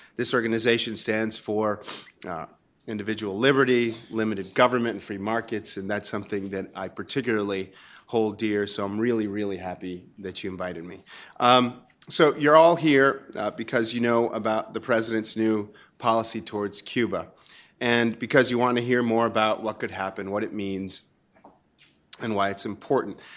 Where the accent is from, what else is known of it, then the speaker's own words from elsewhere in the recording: Chile; moved away; I grew up in Chile under dictatorship under Pinochet